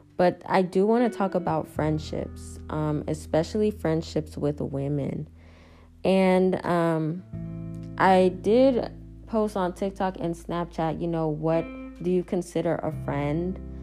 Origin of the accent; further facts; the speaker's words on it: Dallas, Texas, United States; also born or lived in Houston, Texas; the summer of 9th grade going into 10th grade year is when I moved to Houston from Dallas